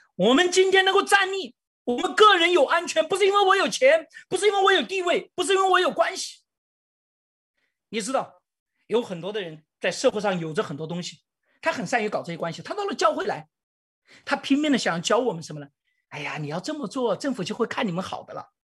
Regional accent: China; 我们中国人

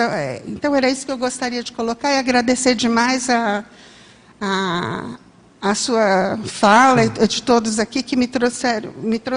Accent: São Bento do Sapucaí, São Paulo, Brazil; E eu vim de São Bento do Sapucaí, de São Paulo.

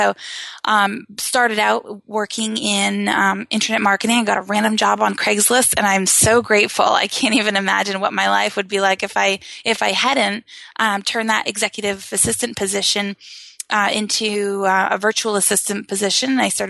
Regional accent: Maine, United States; I'm from Maine, just yes. like you. Yep. And so we bonded over that.

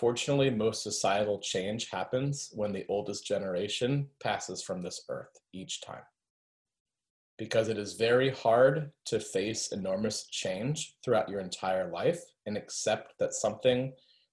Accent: Florida, United States; I grew up in Florida and studied French instead of Spanish

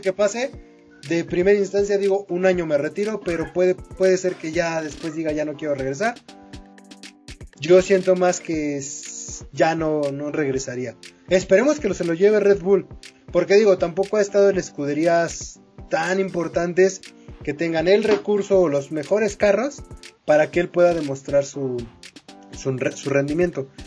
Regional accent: Mexico; como mexicano

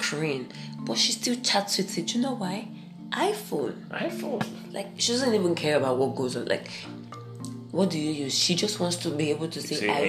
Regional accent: Nigeria; also born or lived in Anambra State; I'm a Nigerian.

